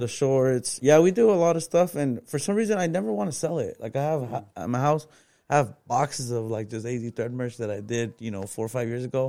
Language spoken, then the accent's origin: English; Phoenix, Arizona, United States; I'm from West Phoenix, bro. I grew up without papers.